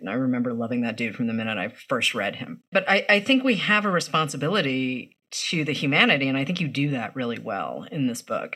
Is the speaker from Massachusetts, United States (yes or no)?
yes; Massachusetts, United States; I grew up in Massachusetts